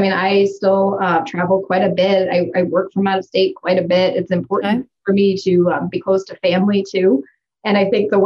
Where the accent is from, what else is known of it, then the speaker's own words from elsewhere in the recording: Cleveland, Ohio, United States; moved away as an adult; now in Sioux Falls, United States; I'm from Cleveland, Ohio